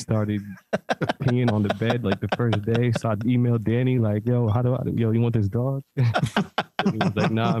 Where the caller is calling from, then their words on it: Mexico; I'm calling actually from Mexico.